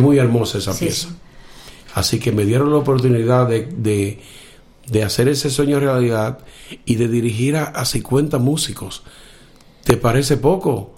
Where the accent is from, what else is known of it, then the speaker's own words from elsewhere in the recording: Villa Tapia?, Cibao, Dominican Republic; soy de República Dominicana, de un pueblecito que se llama Villatenaria, al norte del país, donde se llama el Cibao, el Valle del Cibao.